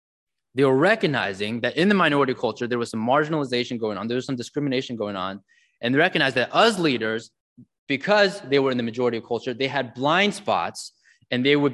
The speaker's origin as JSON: {"language": "English", "town": "San Jose", "region": "California", "country": "United States", "tie": "born or raised there", "said": "I grew up in San Jose, California"}